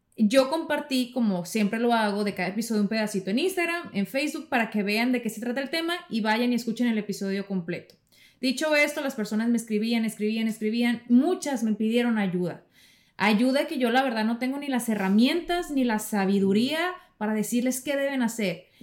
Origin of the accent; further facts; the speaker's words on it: Mexico; yo como mexicana en mi cultura